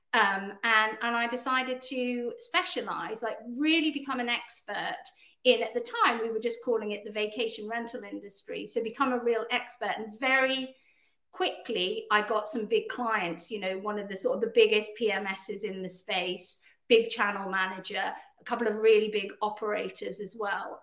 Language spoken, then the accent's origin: English; United Kingdom; also born or lived in Canada; despite my accent, I'm actually Canadian as well as British